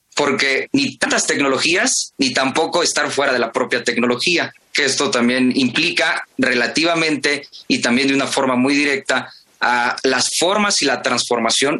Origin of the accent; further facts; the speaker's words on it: Mexico; como buenos mexicanos y mexicanas, como buenos universitarios y universitarias